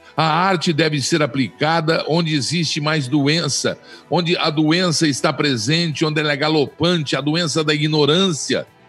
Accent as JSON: {"language": "Portuguese", "country": "Brazil", "said": "todos nós somos brasileiros"}